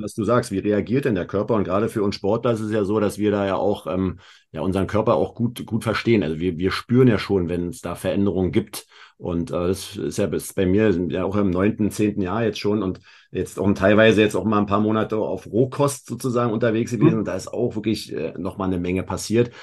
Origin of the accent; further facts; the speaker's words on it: Berlin, Germany; Wir kommen beide aus Berlin